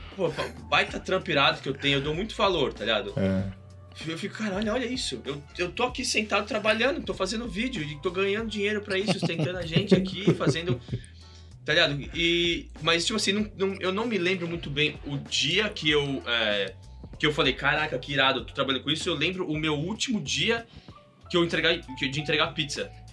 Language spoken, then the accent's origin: Portuguese; São Paulo, Brazil; moved away as an adult; now in United States; eu sou de São Paulo, é, do bairro da Saúde, onde cresci, fui criado